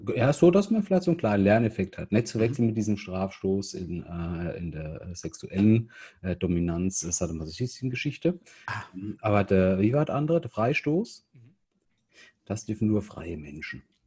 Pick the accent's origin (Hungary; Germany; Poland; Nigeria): Germany; bei uns ist ja halt so in Deutschland